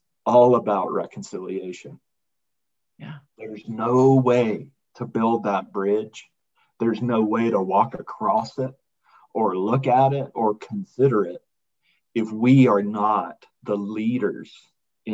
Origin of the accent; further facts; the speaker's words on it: Birmingham, Alabama, United States; moved away as an adult; also born or lived in Washington, District of Columbia, United States / Arlington, Virginia; now in Colorado Springs, United States; I grew up in Birmingham, and I was born in 1970, and I kind of grew up in Birmingham